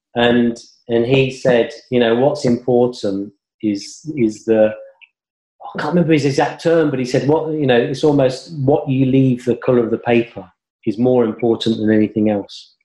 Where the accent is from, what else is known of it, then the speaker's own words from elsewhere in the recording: Coventry, West Midlands, United Kingdom; now in London, United Kingdom; I was brought up in Coventry